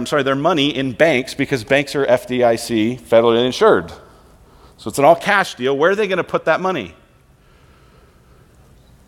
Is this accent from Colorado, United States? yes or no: yes; Colorado, United States; now in Queen Creek, United States; I'm from Colorado